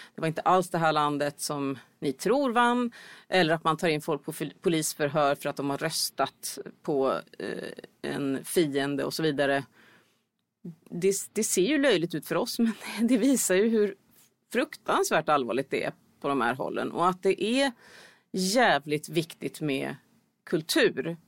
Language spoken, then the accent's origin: Swedish; Sweden; som svensk